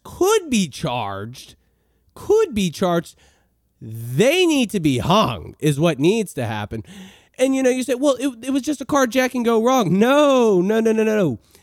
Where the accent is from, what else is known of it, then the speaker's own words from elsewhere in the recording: New Orleans, Louisiana, United States; moved away; I'm from New Orleans originally. I lived in Lakeview for a very long time.